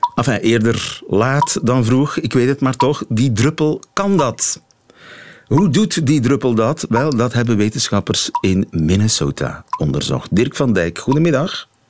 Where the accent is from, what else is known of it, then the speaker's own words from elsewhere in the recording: Belgium; bij ons niet zo bekend in België